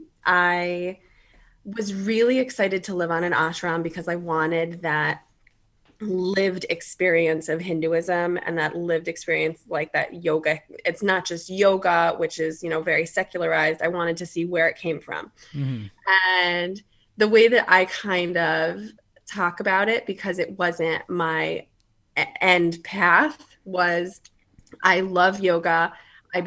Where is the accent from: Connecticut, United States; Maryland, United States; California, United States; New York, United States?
Connecticut, United States; now in Atlanta, United States; I grew up in Connecticut.